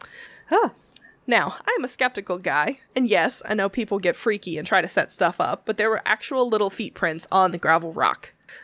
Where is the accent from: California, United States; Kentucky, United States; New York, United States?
Kentucky, United States; Louisville; I'm from Louisville. It's a beautiful day, and we thought we would visit Marion.